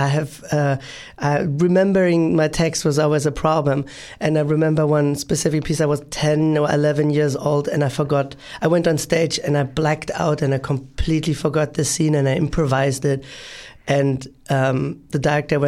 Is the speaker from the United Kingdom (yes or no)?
no; Berlin, Germany; Berlin is a very touristic, my hometown is a very touristic place